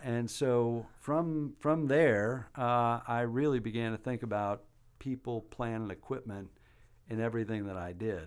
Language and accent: English; Albany, New York, United States; also born or lived in Rochester, New York; now in Athens, United States; my hometown of Albany, New York